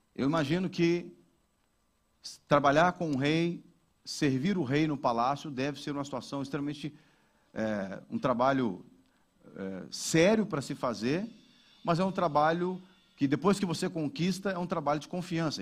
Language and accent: Portuguese; Brazil; now in Portugal; como brasileiro